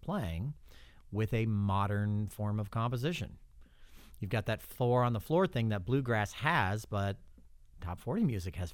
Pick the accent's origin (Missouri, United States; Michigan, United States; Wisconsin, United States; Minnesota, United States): Missouri, United States; now in Florida, United States; I'm from Missouri